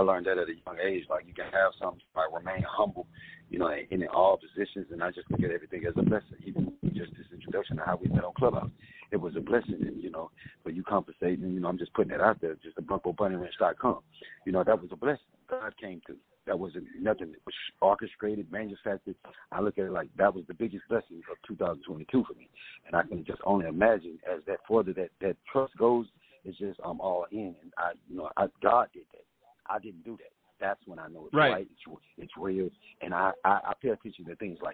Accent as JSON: {"language": "English", "region": "the Deep South", "country": "United States", "tie": "born or raised there", "said": "I was born in the South, you know, deep, deep South."}